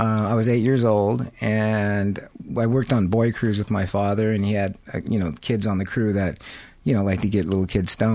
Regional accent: La Habra Heights, California, United States; I grew up in La Habra Heights.

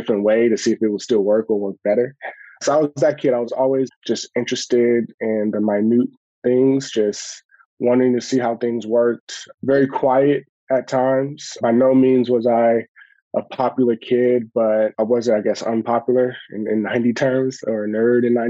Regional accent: Los Angeles, California, United States; I grew up in South Central Los Angeles

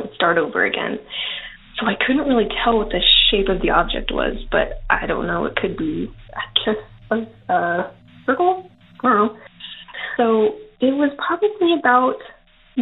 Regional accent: Yuma, Arizona, United States; also born or lived in Avondale, Arizona; I am from Yuma, Arizona, born and raised

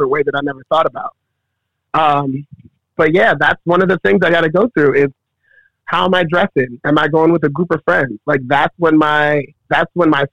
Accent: Baltimore, Maryland, United States; moved away; Growing up in Baltimore

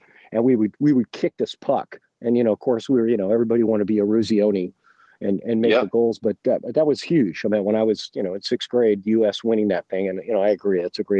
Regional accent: Reading, Pennsylvania, United States; I grew up in Reading, and this is the impact that it had on me.

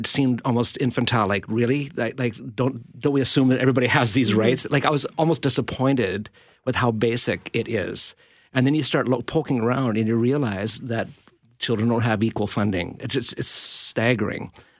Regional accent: Canada; I'm a Canadian. I'm a voting Canadian.

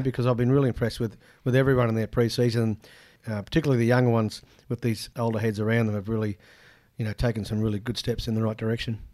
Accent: Ipswich, Queensland, Australia; also born or lived in Rockhampton, Queensland; In Ipswich growing up, um, so I was born in Rocky, but we moved to Ipswich very young.

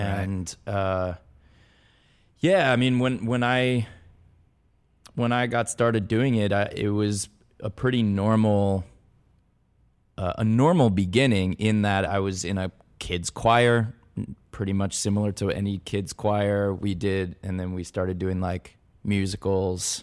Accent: Los Angeles, California, United States; I grew up in the San Fernando Valley, I went to Van Nuys High.

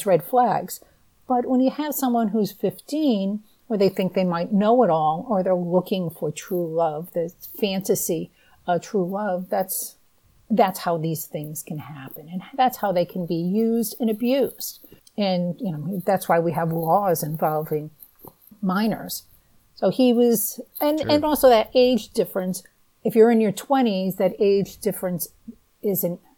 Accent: New England, United States; I'm from the Northeast. I've always lived in New England

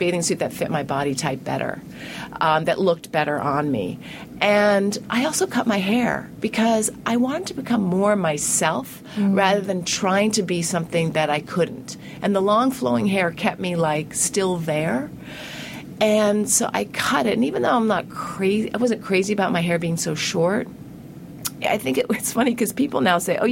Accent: New England, United States; I grew up in New England

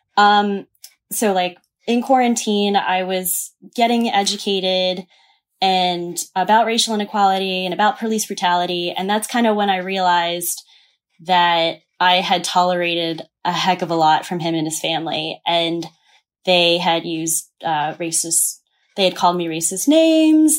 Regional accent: the South, United States; moved away as an adult; also born or lived in New York; I grew up in the South.

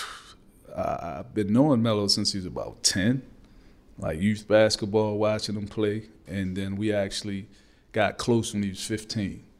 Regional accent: Baltimore, Maryland, United States; I'm from East Baltimore

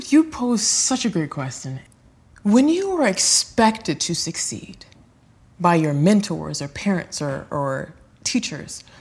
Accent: Los Angeles, California, United States; I grew up in South Central Los Angeles

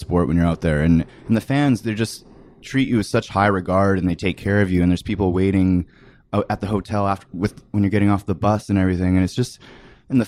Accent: Canada; moved away; I was just some kid from Canada

